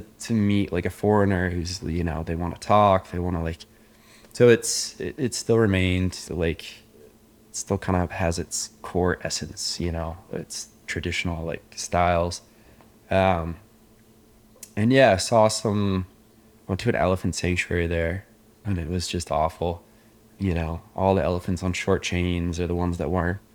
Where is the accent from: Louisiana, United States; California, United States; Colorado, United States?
Colorado, United States; Indian Hills; moved away as an adult; now in Laos; I grew up in Indian Hills, Colorado